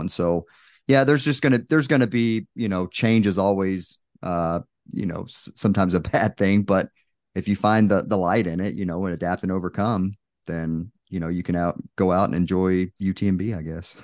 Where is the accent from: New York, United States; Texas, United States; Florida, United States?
Texas, United States; moved away; I'm originally from Texas, so my family came out